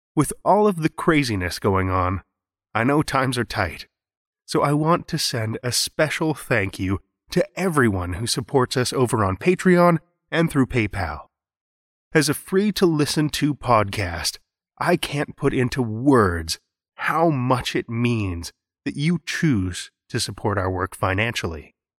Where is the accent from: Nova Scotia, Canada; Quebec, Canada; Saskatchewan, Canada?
Saskatchewan, Canada; Saskatoon; here in my hometown of Saskatoon